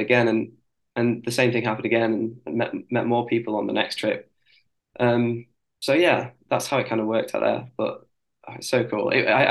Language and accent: English; near Liverpool, North West England, United Kingdom; accent: northern; I'm from near Liverpool